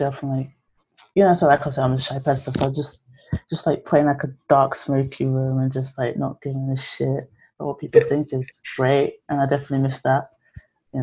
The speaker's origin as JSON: {"language": "English", "region": "London", "country": "United Kingdom", "tie": "born or raised there"}